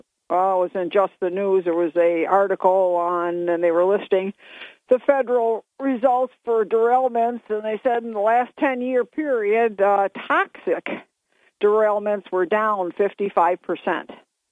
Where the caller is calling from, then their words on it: Binghamton, New York, United States; from Bingo.